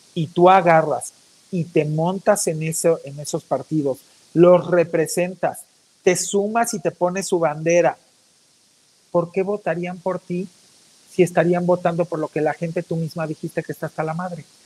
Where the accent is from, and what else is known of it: Mexico